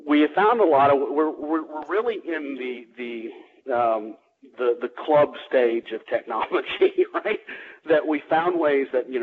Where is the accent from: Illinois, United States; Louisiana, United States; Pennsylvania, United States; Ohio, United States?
Louisiana, United States; now in Atlanta, United States; I'm originally from Louisiana